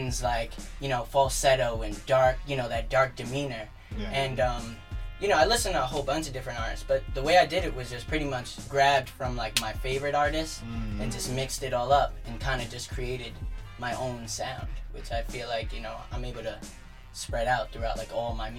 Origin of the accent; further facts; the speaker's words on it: New York City, New York, United States; also born or lived in Manhattan (Harlem), New York; And then my parents moved out to Staten Island, so I grew up there.